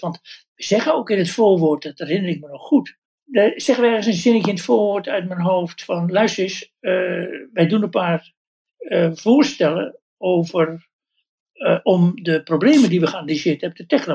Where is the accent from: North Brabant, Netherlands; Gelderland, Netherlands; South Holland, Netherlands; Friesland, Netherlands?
South Holland, Netherlands; Westland; bij ons in het Westland